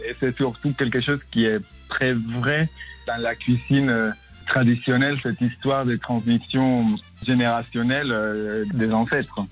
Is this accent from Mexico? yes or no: yes; Tabasco, Mexico; moved away as an adult; now in France; je suis originaire de Tabasco, dans le sud du Mexique, et j'ai grandi euh, dans cette nature verdoyante du sud du Mexique.